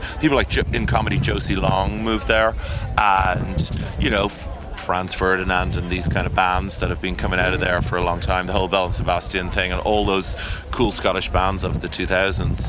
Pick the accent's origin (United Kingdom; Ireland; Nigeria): Ireland; I'm Irish